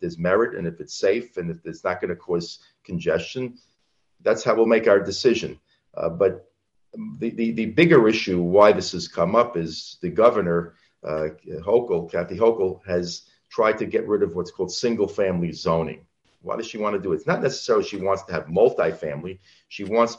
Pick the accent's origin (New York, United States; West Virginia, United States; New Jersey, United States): New York, United States; Franklin Square; also born or lived in Cedarhurst; I grew up on Long Island. I've always lived on Long Island. I grew up in Franklin Square